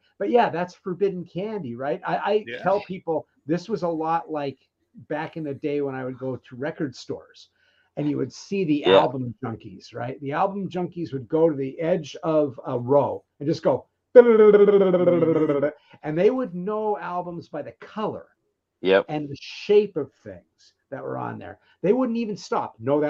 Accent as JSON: {"language": "English", "town": "Philadelphia", "region": "Pennsylvania", "country": "United States", "tie": "born or raised there", "lives_now": "Bay Area, United States", "said": "So I'm out in the Bay Area now, but I grew up outside of Philly."}